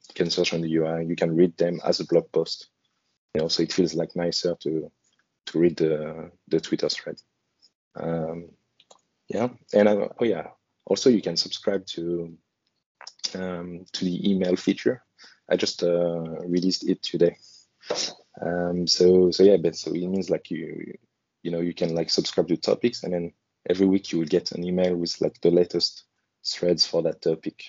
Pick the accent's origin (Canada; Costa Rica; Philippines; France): France; now in Hong Kong; I'm in Hong Kong, and originally I come from France.